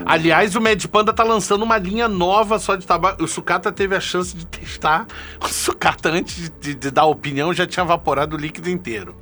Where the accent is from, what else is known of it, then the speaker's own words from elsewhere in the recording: Rio de Janeiro, Brazil; moved away as an adult; now in Paraguay; eu também sou do Rio